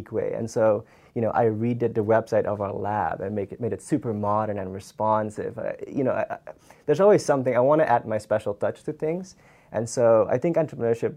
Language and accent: English; Suriname; first language Dutch; English is a second language; moved away as an adult; now in Tallahassee, United States; I'm from Suriname, South America.